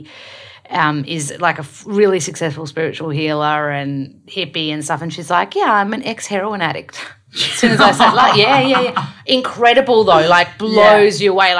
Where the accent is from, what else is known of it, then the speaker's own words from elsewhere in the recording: Melbourne, Victoria, Australia; I'm from Melbourne, so I love AFL footy